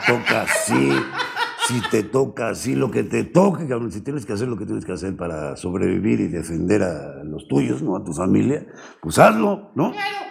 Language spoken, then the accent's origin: Spanish; Mexico City, Mexico; also born or lived in Hidalgo / Paris; De niño me trajeron, de, brazos me trajeron a la Ciudad de México. Entonces, básicamente soy chilango, ah, original chilango.